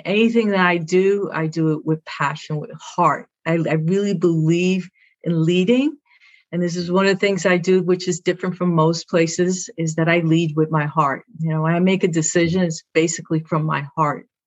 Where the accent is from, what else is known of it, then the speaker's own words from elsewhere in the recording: New York City, New York, United States; first language Spanish; English is a second language; I'm from Brooklyn